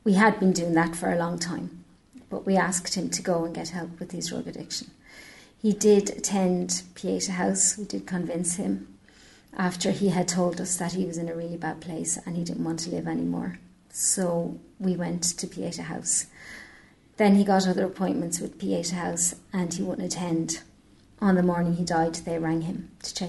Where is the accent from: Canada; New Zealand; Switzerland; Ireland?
Ireland; Dublin, Leinster; now in Nenagh, Ireland; I'm from Dublin originally, moved down.